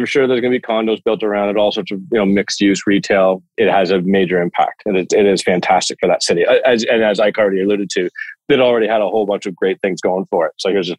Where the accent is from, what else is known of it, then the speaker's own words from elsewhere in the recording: Toronto, Ontario, Canada; You're in my hometown in Toronto